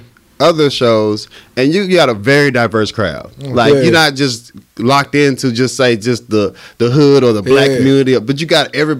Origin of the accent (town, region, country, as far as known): Little Rock, Arkansas, United States; also born or lived in New Orleans